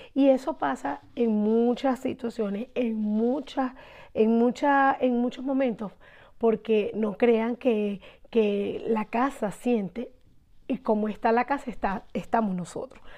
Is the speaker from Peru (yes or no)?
no; Barquisimeto, Lara, Venezuela; soy de Venezuela, de Barquisimeto